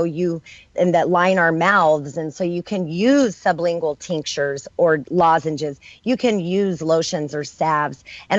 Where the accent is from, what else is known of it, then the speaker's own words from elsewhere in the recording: New Mexico, United States; I come from New Mexico